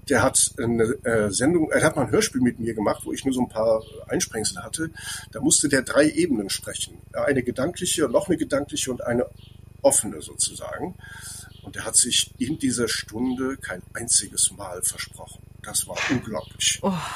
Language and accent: German; Andernach, Rhineland-Palatinate, Germany; ich komme aus Andernach, da gibt es den Kranenberg